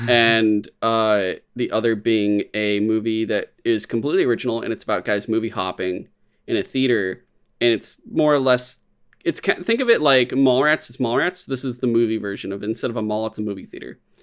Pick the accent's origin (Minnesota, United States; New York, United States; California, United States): California, United States; San Francisco; growing up in San Francisco, growing up, like, in the Bay Area